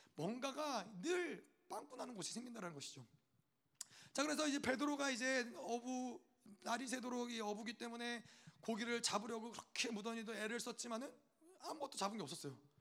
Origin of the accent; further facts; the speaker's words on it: United States; 저는 미국 사람이니까